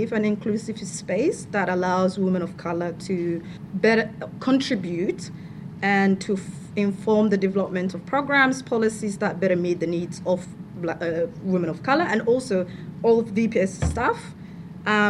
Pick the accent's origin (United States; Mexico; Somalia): Somalia; moved away as an adult; now in Victoria, Australia; I am from Somalia. I've lived here for 10 years, came here as an international student